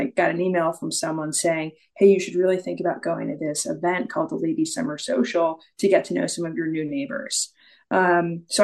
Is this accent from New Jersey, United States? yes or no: yes; Franklin Lakes, New Jersey, United States; moved away as an adult; also born or lived in West Village, New York City; now in Ridgewood, United States; I'm from um, Franklin Lakes originally spent a decade in the West Village um, with my now husband